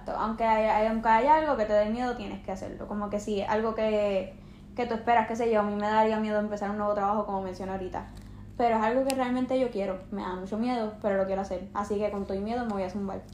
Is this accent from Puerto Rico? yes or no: yes; Puerto Rico; nosotros como puertorriqueños